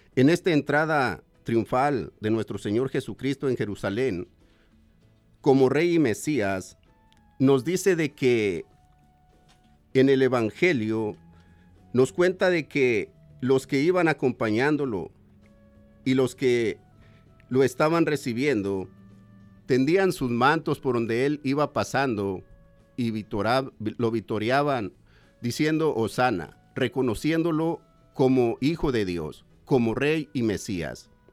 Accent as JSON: {"language": "Spanish", "country": "Mexico", "moved": "yes", "said": "soy de México"}